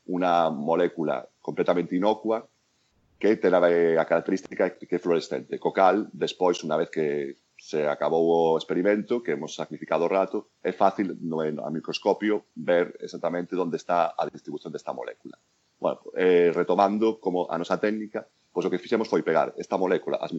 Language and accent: Galician; A Coruña, Galicia, Spain; moved away as an adult; now in New York, United States; na miña terra